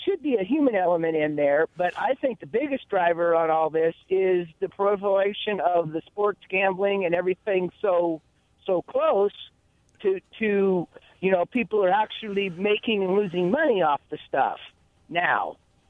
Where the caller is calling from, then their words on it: Walla Walla, Washington, United States; in Walla Walla.